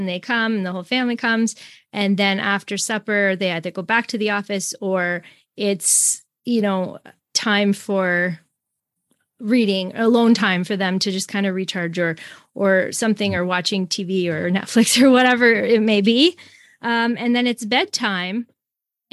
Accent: Canada; I'm Canadian, American, and then I'm French

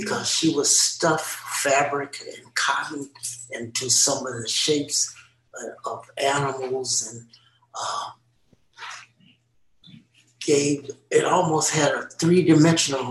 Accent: Los Angeles, California, United States; I myself was born in Watts, and we lived in a little bitty small house in Watts

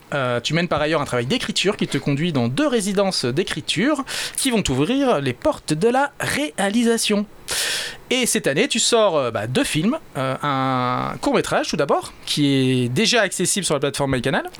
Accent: Réunion; chez nous à La Réunion

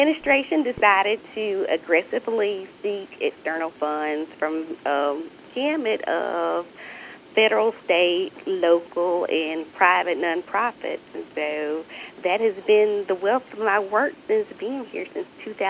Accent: Batesville, Mississippi, United States; I'm originally from Batesville, so not too far away from Northwest or your community as well. But I grew up there and attended the University of Mississippi

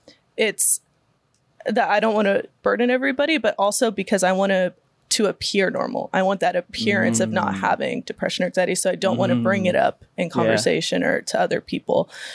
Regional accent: Riverside, California, United States; I was born and raised locally here in Riverside. Grew up kind of going to church my whole life, kind of been in that sphere.

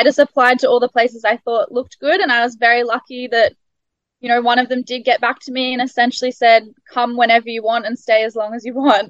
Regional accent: Australia; first language English; moved away as an adult; now in New Zealand; the English style that I'd grown up with in Australia

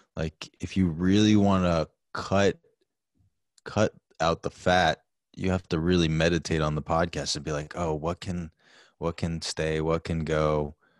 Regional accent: New York City, New York, United States; now in New Rochelle, United States; I was born in New York City

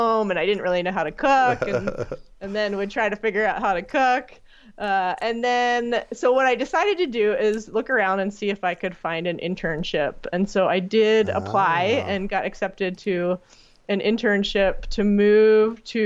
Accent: Philadelphia, Pennsylvania, United States; now in Wisconsin, United States; I grew up in Philadelphia

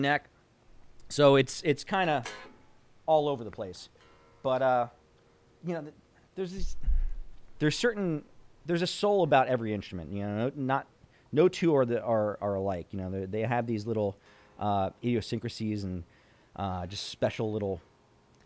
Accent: Belleville, New Jersey, United States; growing up where I grew up in Belleville

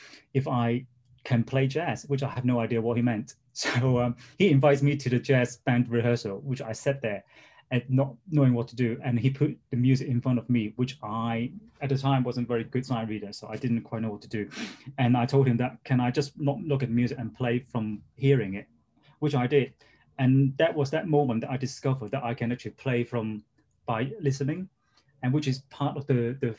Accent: Hong Kong; moved away as an adult; also born or lived in London, United Kingdom; I was born in Hong Kong, and I spent the first 17 years of my life there.

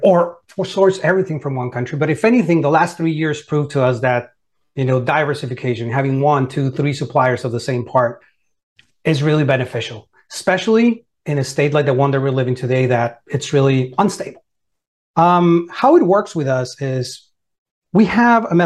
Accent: Monterrey, Nuevo León, Mexico; moved away as an adult; also born or lived in Georgia; now in United States; I was born and raised in Monterrey, Mexico

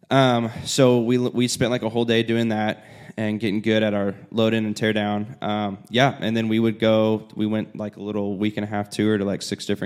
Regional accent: Indiana, United States; I was also from Indiana, which is very rural area

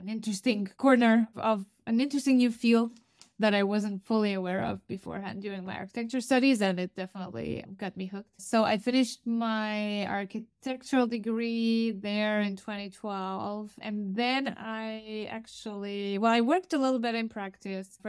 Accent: Romania; moved away as an adult; also born or lived in Stuttgart, Germany; I actually started my studies in my home country in Romania

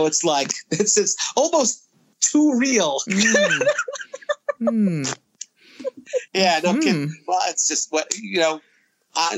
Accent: New York City, New York, United States; growing up in Brooklyn, New York as a kid in a Jewish Italian neighborhood

